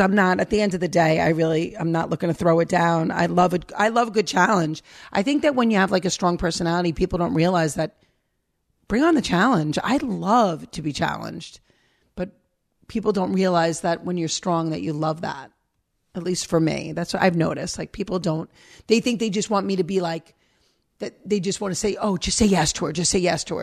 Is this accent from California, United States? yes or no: no; New York, United States; moved away as an adult; also born or lived in Minnesota; now in Pennsylvania, United States; me as New Yorker